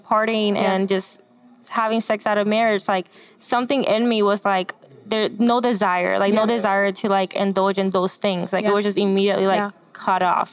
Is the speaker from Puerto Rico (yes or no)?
yes; Puerto Rico; moved away; also born or lived in Florida; I grew up in Puerto Rico, born and raised by my mom